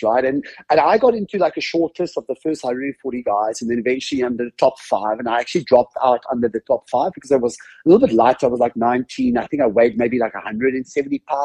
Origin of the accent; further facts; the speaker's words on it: Cape Town, Western Cape, South Africa; also born or lived in Sasolburg, South Africa; now in United States; not born and raised in the US. I come from a country called South Africa, a city called Cape Town. I was actually born in a town called Sasolburg